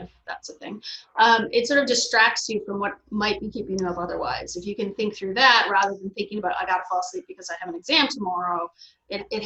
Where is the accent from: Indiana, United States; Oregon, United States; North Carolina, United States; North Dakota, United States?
North Dakota, United States; Fargo; also born or lived in Montreal, Canada; now in Chicago, United States; I'm from Fargo, North Dakota